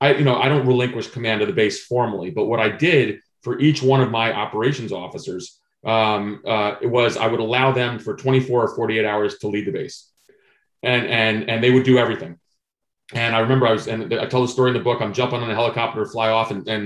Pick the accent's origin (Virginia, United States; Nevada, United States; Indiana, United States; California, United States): Virginia, United States; Vienna; at the first book event I did in my hometown in Vienna, Virginia